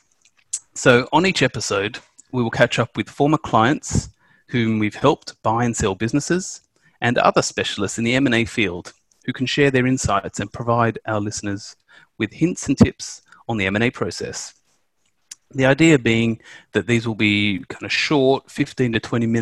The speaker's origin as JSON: {"language": "English", "country": "Australia", "moved": "as an adult", "lives_now": "United Kingdom", "said": "I'm from Australia"}